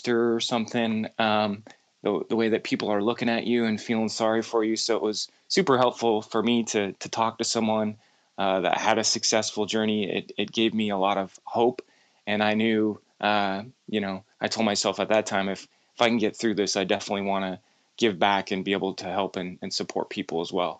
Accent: Seattle, Washington, United States; moved away; I'm originally from Seattle

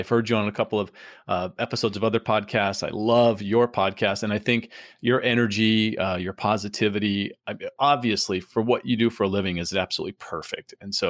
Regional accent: San Diego, California, United States; moved away as an adult; now in Florida, United States; I grew up in San Diego and hated everything LA.

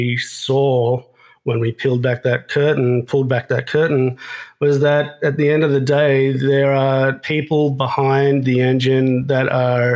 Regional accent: Australia; moved away; I'm from Australia

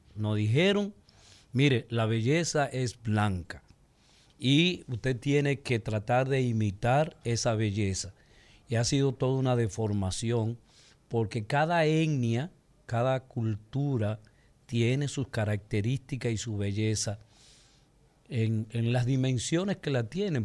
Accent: Dominican Republic; nosotros es una etnia, la dominicana

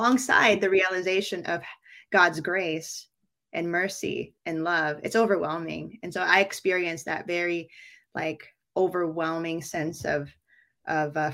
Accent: Bay Area, California, United States; moved away as an adult; also born or lived in New York City, United States; now in Philippines; raised in the Bay Area

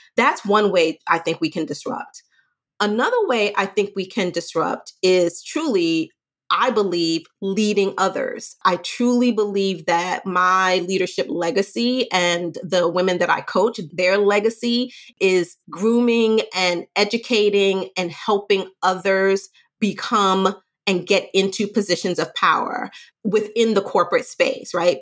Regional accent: New York City, New York, United States; I'm from Brooklyn. I grew up in the hood.

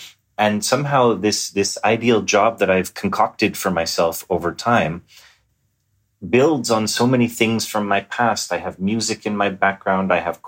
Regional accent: Montreal, Quebec, Canada; Well, I grew up in Montreal.

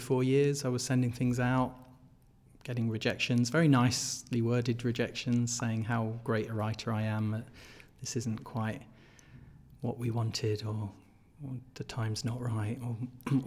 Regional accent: Berkshire, South East England, United Kingdom; moved away as an adult; also born or lived in Essex; now in Sheffield, United Kingdom; I was very young when we moved. But I grew up in Berkshire

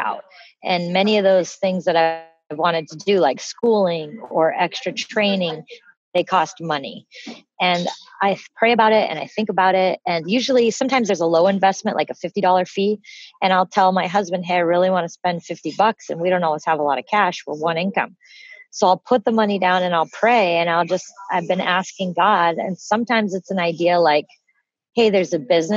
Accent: Pacific Northwest, Washington, United States; I'm from the Pacific Northwest.

